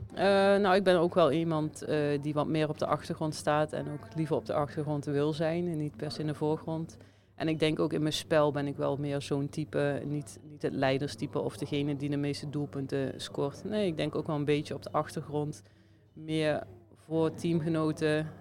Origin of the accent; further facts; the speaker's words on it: Venray, Limburg, Netherlands; moved away as an adult; now in Slovenia; Venray. Dus, dicht bij of, ja, mijn geboorteplaats